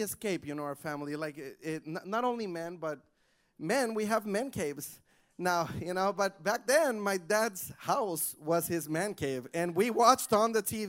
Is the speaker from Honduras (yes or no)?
yes; Honduras; English is a second language; now in United States; I'm from Honduras, and I went to a bilingual school